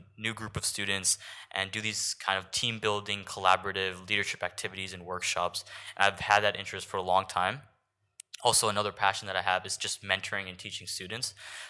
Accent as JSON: {"language": "English", "region": "New York", "country": "United States", "tie": "born or raised there", "said": "My family is originally from India, but I was born and raised in New York."}